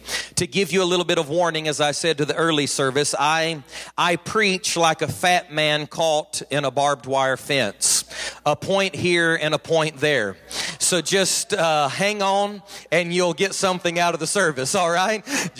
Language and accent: English; Hamilton, United States; I'm from Hamilton. Mandy and I are from Hamilton. That's 3,000 people